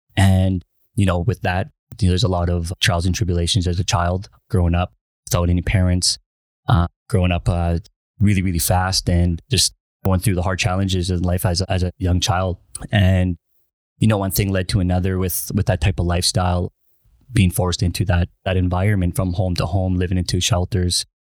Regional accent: Winnipeg, Manitoba, Canada; I'm originally from Winnipeg, Manitoba

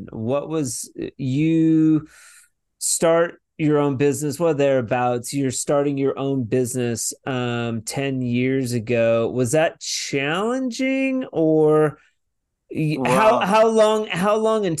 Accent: Vancouver, Washington, United States; moved away as an adult; I'm from Vancouver, Washington, originally

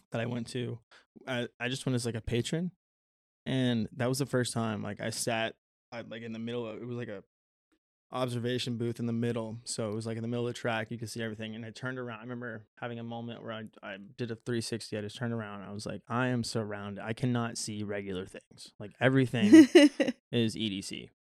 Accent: Florida, United States; What the fuck you mean? I'm from Florida. Goddamn man. I could swim.

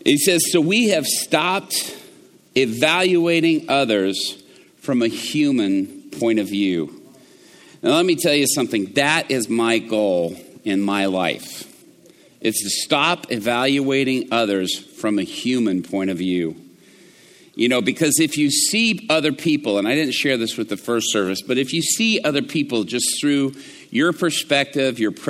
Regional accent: Atlanta, Georgia, United States; growing up in Atlanta

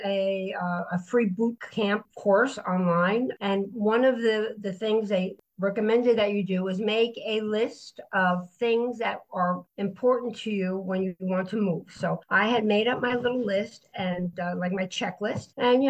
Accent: Florida, United States; now in Silvi Marina, Italy; I prefer being at the beach because I come from Florida and I've always lived by the water.

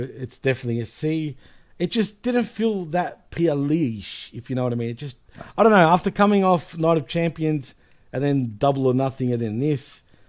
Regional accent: Australia; I'm from Australia.

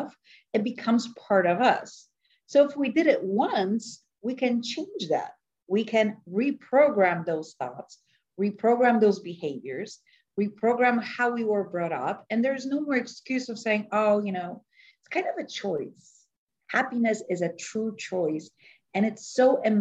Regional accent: Poland; moved away; So I'm Polish. I was born in Poland, and my mother was an actress and a singer

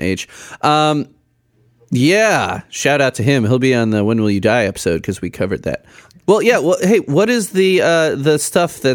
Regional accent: Chicago, Illinois, United States; we grew up in Chicago

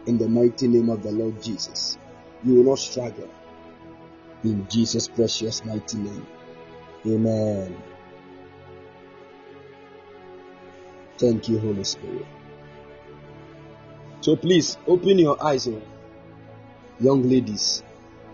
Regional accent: Ghana; I'm a Ghanaian

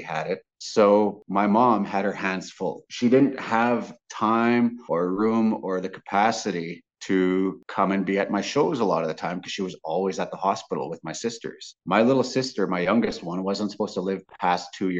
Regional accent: Grand Rapids, Manitoba, Canada; growing up in Grand Rapids, they were all my grandmas and grandpas

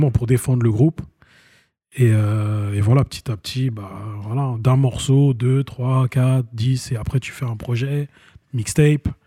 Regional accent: Vitry-sur-Seine, Île-de-France, France; moi, c'est Vitry-sur-Seine, moi.

